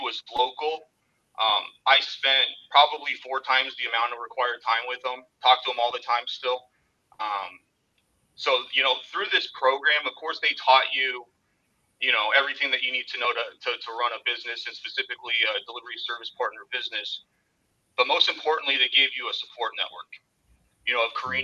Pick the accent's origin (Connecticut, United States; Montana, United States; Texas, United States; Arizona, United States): Arizona, United States; moved away as an adult; now in Southwest Florida, United States; I'm originally from Arizona, and I had moved down here to Southwest Florida about 3 years ago